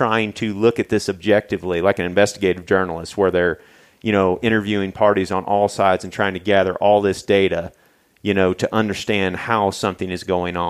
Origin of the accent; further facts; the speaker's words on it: Missouri, United States; I'm a redneck from Missouri, man.